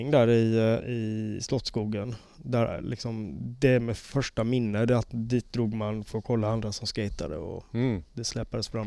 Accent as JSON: {"language": "Swedish", "town": "Gothenburg", "region": "Västra Götaland", "country": "Sweden", "tie": "born or raised there", "said": "Eh, I eh, Göteborg, i Linnéstan."}